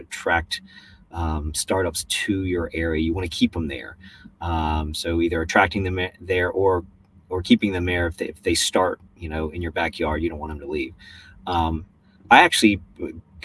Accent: Richmond, Virginia, United States; moved away as an adult; now in Norfolk, United States; I grew up in Richmond

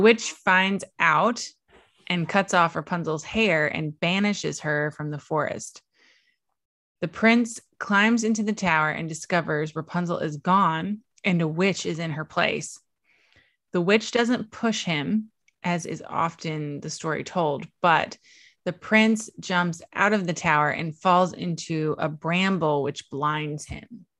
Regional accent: East Coast of Virginia, United States; I was born and raised on the East Coast of Virginia.

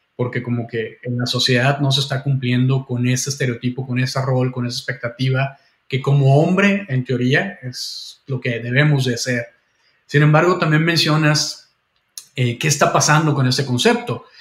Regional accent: Mexico; moved away; also born or lived in Vancouver, Canada; yo tengo eh, doble nacionalidad, soy canadiense también y, mexicano

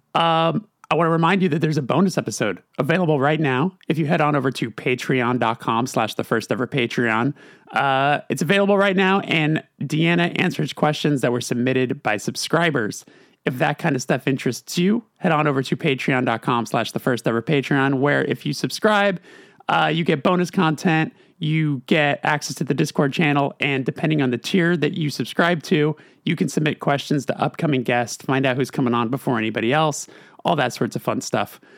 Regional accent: Burbank, California, United States; I'm from Los Angeles.

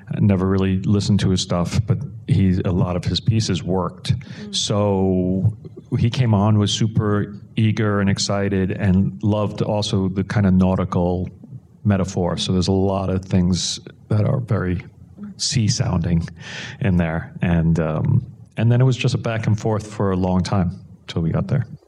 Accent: New York City, New York, United States; I grew up in New York City and my parents in South Brooklyn

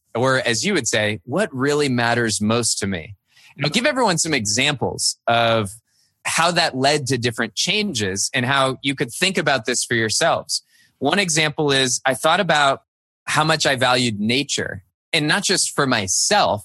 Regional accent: Cupertino, California, United States; also born or lived in Virginia; now in Midwest, United States; I grew up in Cupertino, California

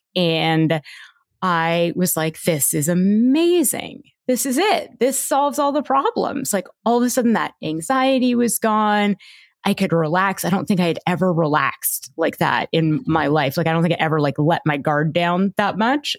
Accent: Toronto, Ontario, Canada; I grew up in Toronto and, uh, my parents were Indian immigrants

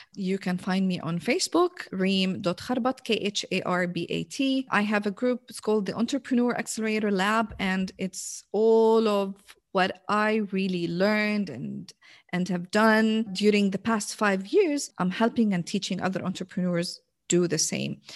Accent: Jordan; English is a second language; now in Riyadh, Saudi Arabia; So I'm originally from Jordan

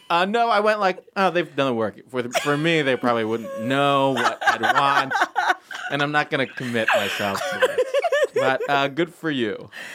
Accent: Michigan, United States; growing up in Michigan

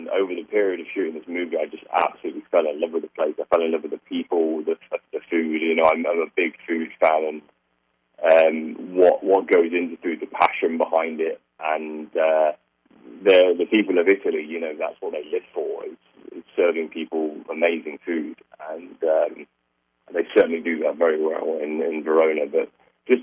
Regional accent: United Kingdom; I'm a British prick.

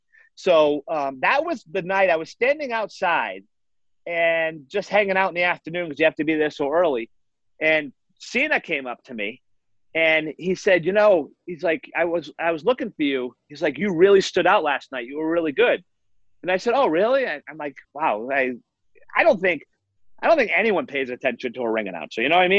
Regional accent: Massachusetts, United States; I lived my whole life in Massachusetts, basically.

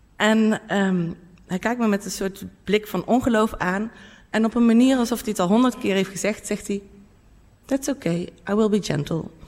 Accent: North Brabant, Netherlands; in mijn eigen dorp waar ik vandaan kom in Brabant

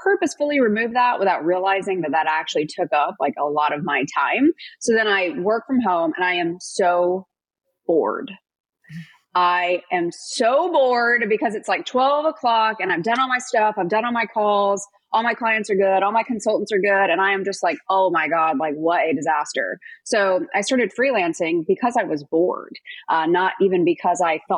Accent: North Carolina, United States; moved away as an adult; also born or lived in Minneapolis, Minnesota; I'm from North Carolina, so I was missing out on all the holidays, all the birthdays, all the Friday night barbecues. So I wanted to get back home.

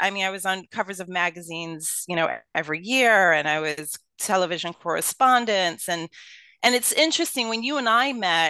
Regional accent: Brooklyn, New York, United States; accent: Brooklyn; Yeah, well, I am a true Brooklynite. So I was born and raised in Brooklyn, born and raised in Brooklyn Hospital, went to Brooklyn College.

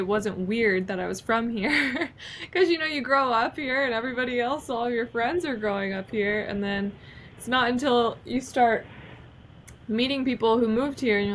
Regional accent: Nashville, Tennessee, United States; born or raised there

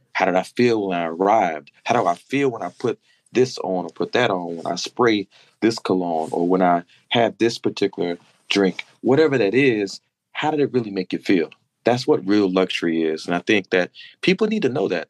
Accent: Madison, North Carolina, United States; now in Baltimore, United States; from Madison on Instagram uh, with a tribute to my hometown, that small dirt road in North Carolina

